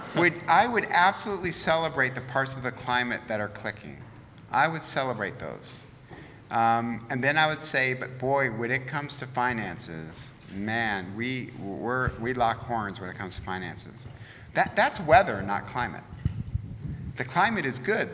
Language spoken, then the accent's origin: English; Detroit, Michigan, United States; now in Southern California, United States; I'm from Detroit.